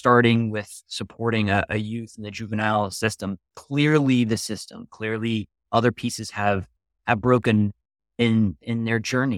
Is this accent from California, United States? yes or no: no; Brooklyn, New York, United States; I am a New Yorker, a Brooklynite to be specific, through and through